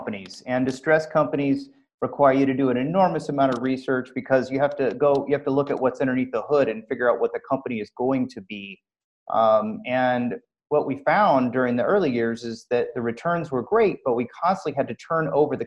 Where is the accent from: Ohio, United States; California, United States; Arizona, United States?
California, United States; Southern; I'm from Southern California